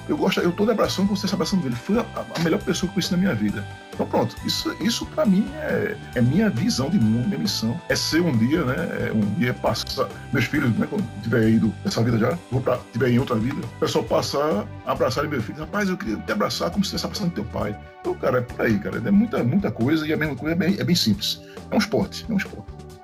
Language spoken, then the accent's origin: Portuguese; Pernambuco, Brazil; also born or lived in Bahia; now in Rio Grande do Norte, Brazil; Eu sou pernambucano, né? Desde pequeno.